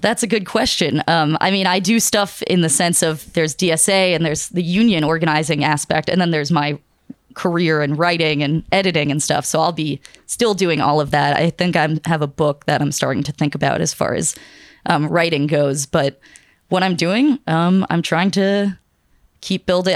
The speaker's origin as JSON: {"language": "English", "town": "Pittsburgh", "region": "Pennsylvania", "country": "United States", "said": "I'm from Pittsburgh, Pennsylvania"}